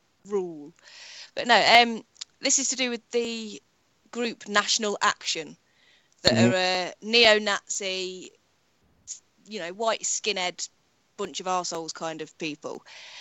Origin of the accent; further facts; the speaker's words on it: United Kingdom; being British